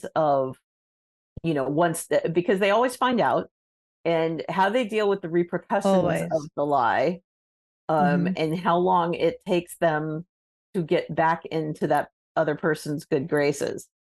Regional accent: Southern California, United States; I grew up in the Southern California area

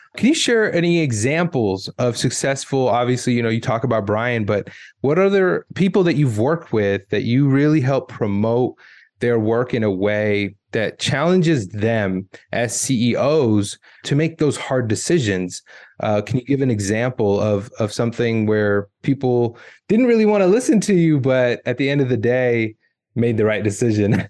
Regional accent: United States; I grew up in America

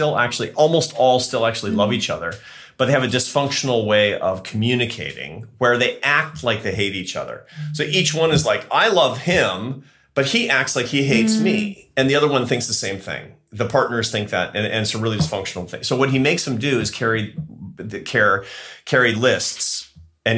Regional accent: United States; I'm American

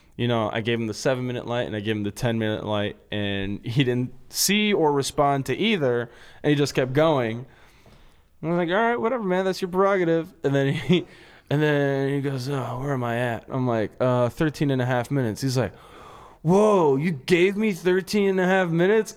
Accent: Los Angeles, California, United States; I'm from Los Angeles

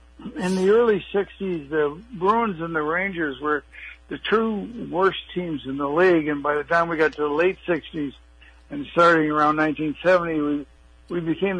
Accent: Toronto, Ontario, Canada; moved away; also born or lived in Long Beach; Well, I grew up in Toronto

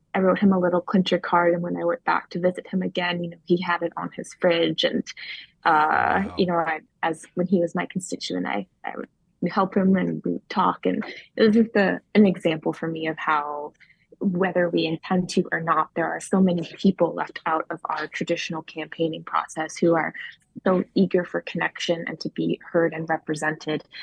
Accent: Maine, United States; in 2018, I ran for my hometown district 88.

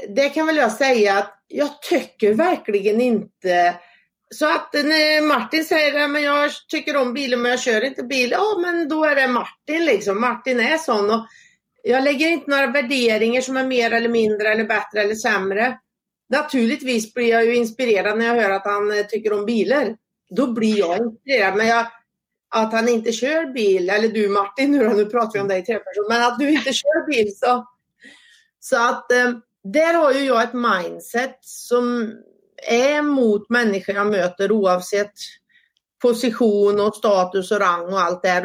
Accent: Säffle, Värmland, Sweden; also born or lived in Karlstad; jag är född och uppvuxen i Säffle kommun, bott större delen av min uppväxt ute på Värmlandsnäs

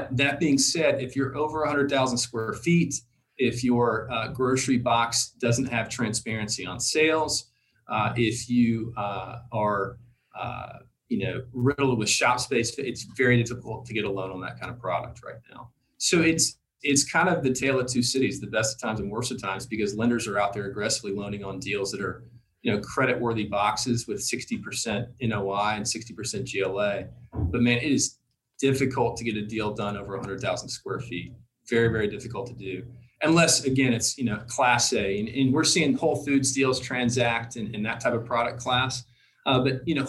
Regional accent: Tennessee, United States; I'm from Tennessee

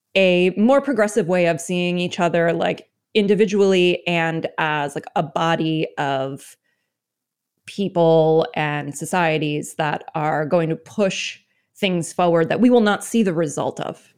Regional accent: United States; my experience as an American

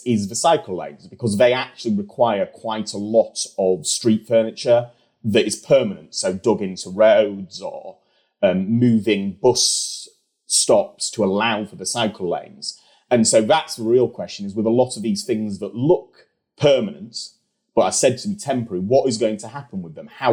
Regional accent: York, Yorkshire and the Humber, United Kingdom; moved away; I'm from York originally

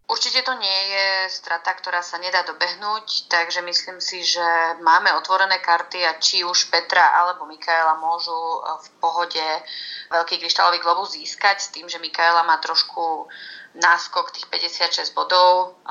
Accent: Slovakia; Ja ako každý Slovák

